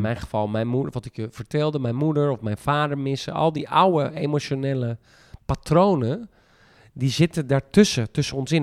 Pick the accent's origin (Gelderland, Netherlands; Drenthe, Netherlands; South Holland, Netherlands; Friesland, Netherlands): Friesland, Netherlands; ik kom uit Friesland